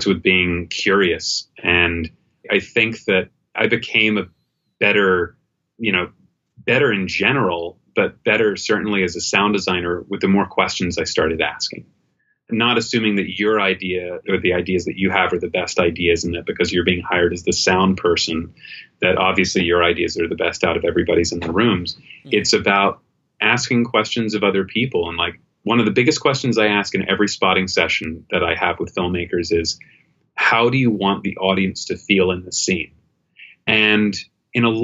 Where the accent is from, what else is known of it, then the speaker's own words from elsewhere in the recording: England, United Kingdom; moved away; I was living in the UK. I grew up in England